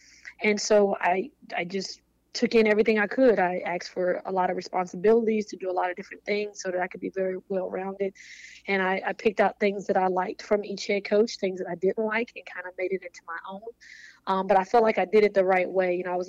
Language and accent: English; Virginia, United States; also born or lived in Connecticut; now in Greenville, United States; I'm originally from Virginia, so I'm a little bit more comfortable with this type of weather.